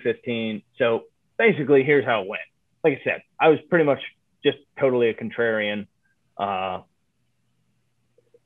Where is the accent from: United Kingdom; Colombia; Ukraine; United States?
United States; Ohio; moved away; also born or lived in Chicago; I'm from Ohio. I'm from the swing state. I knew what the people back there were saying.